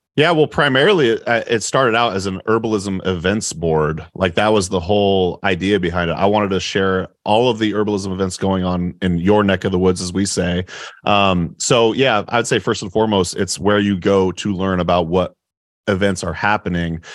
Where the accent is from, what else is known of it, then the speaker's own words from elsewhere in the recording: Oregon, United States; moved away as an adult; now in Appleton, United States; I'm from Oregon